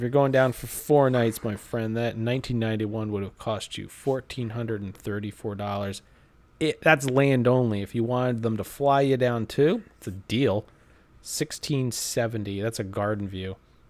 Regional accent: East Coast, United States; Brian, you and I grew up on the East Coast.

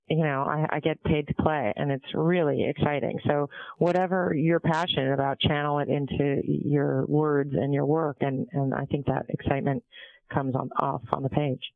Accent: San Diego, California, United States; also born or lived in Montreal, Canada / Vancouver, Canada; grew up in San Diego

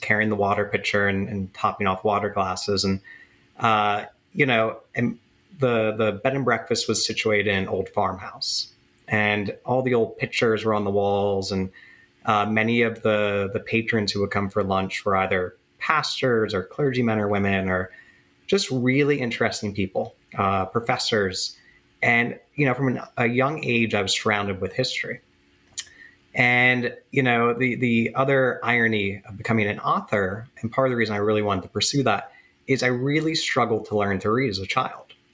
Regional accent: Central Pennsylvania, United States; growing up in Central PA

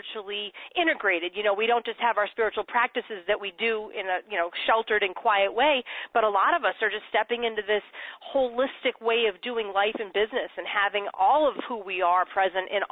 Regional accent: Boston, Massachusetts, United States; moved away; I'm from Boston

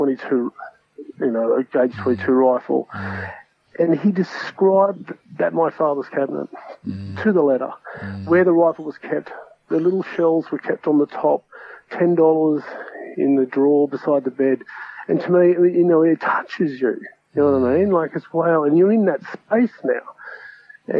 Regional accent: Ballina, New South Wales, Australia; also born or lived in Byron Bay / Brisbane; I grew up in Ballon in New South Wales, which is a coastal town

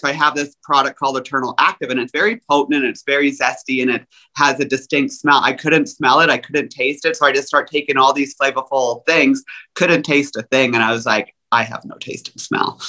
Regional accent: Canada; I'm Canadian

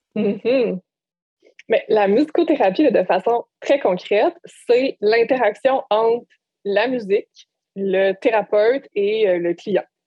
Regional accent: Bas-Saint-Laurent, Quebec, Canada; moved away as an adult; en revenant euh, dans ma région natale

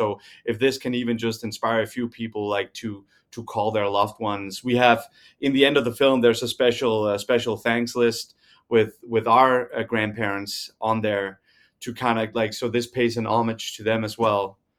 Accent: Denmark; because we're from Denmark

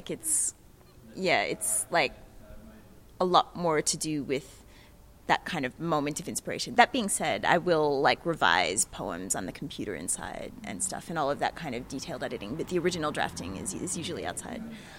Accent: Canberra, Australian Capital Territory, Australia; accent: American; also born or lived in United States; I am actually originally from Canberra, living here at the moment as well, but you can hear my American accent. I've lived in the States for a long time, so I've lived in lots of different places.

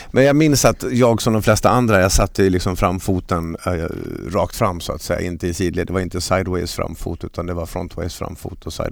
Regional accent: Falun, Dalarna County, Sweden; hemma i Falun.

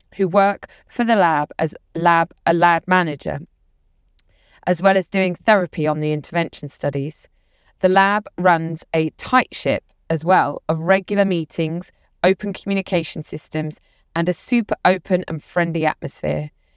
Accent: London, United Kingdom; The lab also welcomed me to Austin as a Londoner

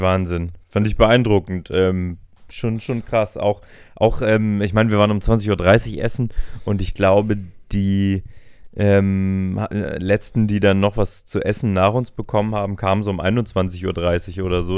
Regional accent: Hamburg, Germany; wir als Hamburger

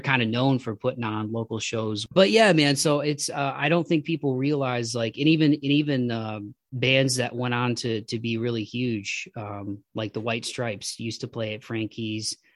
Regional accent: Toledo, Ohio, United States; moved away; my hometown of Toledo

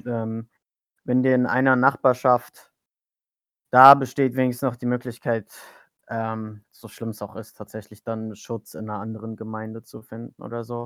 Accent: Germany; first language German; ich bin in Deutschland aufgewachsen. Ich spreche auch gar kein Türkisch.

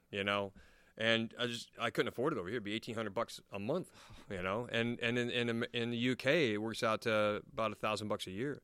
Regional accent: United States; now in England, United Kingdom; I'm American

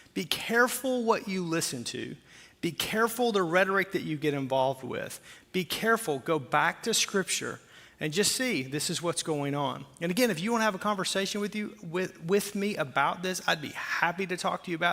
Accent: Arkansas, United States; accent: southern; moved away

